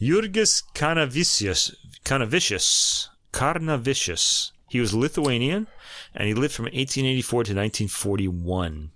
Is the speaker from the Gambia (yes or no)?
no; New York, United States; accent: New York; my New York accent